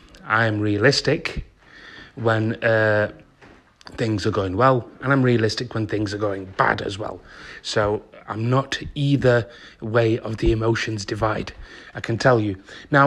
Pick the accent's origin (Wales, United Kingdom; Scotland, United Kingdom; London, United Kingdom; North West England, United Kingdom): North West England, United Kingdom; Manchester; I was born in Manchester with an M16 postcode 2 miles away from the Old Trafford football ground.